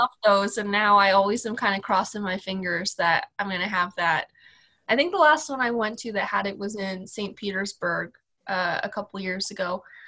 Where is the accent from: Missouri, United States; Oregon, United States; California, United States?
Missouri, United States; Kansas City; also born or lived in Spain; I'm from the United States, from Kansas City, so right in the center of the US